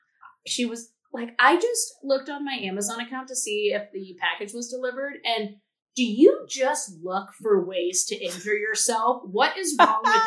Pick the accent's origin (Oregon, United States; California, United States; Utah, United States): California, United States; I'm from California where it's always in a drought